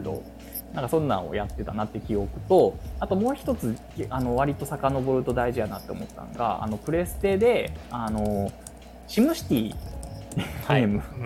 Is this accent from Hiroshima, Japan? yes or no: no; Kyoto, Japan; also born or lived in Ayabe, Kyoto; 生まれが生まれ育ち140万人の京都市内なので